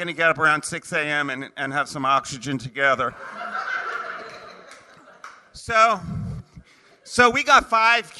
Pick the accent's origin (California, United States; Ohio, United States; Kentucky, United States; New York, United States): New York, United States; moved away; I'm from New York originally